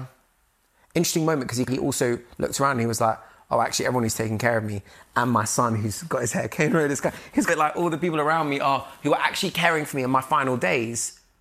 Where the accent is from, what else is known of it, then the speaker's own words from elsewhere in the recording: London, United Kingdom; growing up in London